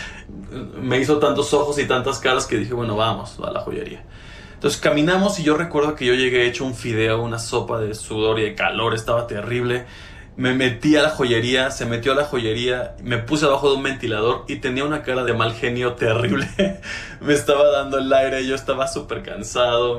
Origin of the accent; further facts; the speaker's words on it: Mexico; Aquí en mi país